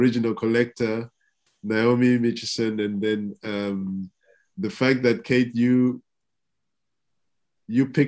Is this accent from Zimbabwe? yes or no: yes; Zimbabwe; moved away; my home country of Zimbabwe